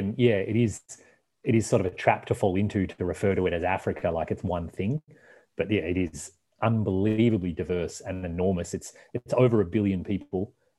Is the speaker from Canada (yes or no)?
yes; Canada; I am their window into, like, where are you from? What's Canada like? Tell us a story about where you come from.